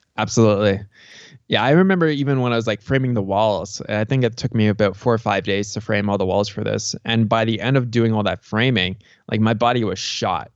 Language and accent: English; Canada; also born or lived in Tucson, Arizona; now in Cochise County, Arizona, United States; I'm from Canada originally